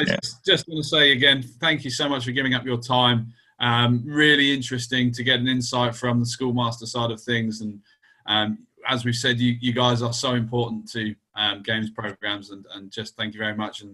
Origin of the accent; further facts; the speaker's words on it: Wales, United Kingdom; you, Morgs, have got a bit of a history going back, obviously both being Welsh